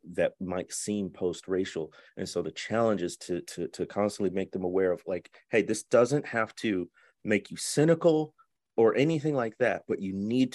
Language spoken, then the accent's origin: English; north suburbs of Chicago, Illinois, United States; moved away; also born or lived in Mississippi Delta; I grew up in the Midwest in the north suburbs of Chicago